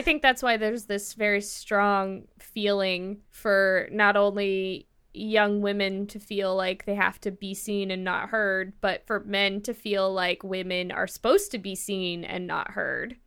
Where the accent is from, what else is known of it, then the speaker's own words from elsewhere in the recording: Midwest, United States; now in California, United States; I'm a terrible American. I come from the Midwest